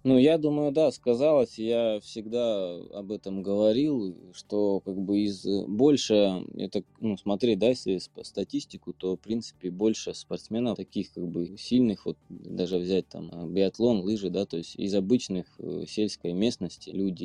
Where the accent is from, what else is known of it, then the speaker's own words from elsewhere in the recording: Biryuch, Belgorod Oblast, Russia; я сам из Белгородской области, вот, узнал о нашем пробеге, который проходит у меня на родине, город Бирюч